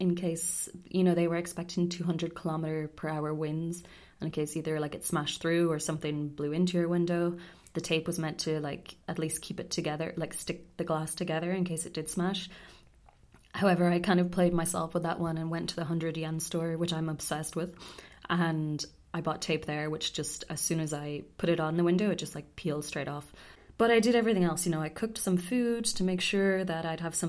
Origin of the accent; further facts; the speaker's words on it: Ireland; moved away as an adult; now in Tokyo, Japan; Growing up in Ireland